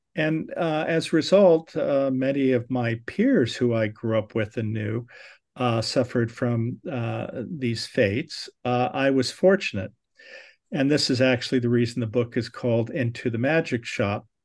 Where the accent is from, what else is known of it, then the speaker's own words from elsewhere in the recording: Southern California, United States; I was born in Southern California.